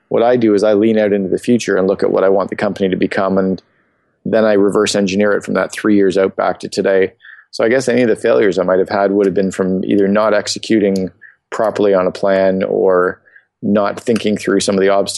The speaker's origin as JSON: {"language": "English", "country": "Canada", "tie": "born or raised there", "said": "Sure. 47 years old, born and raised in Canada. I married, father of four kids. I split my time between Phoenix and Vancouver."}